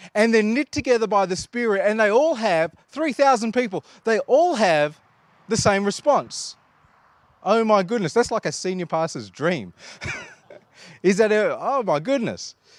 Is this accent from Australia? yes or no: yes; Australia; we are Australian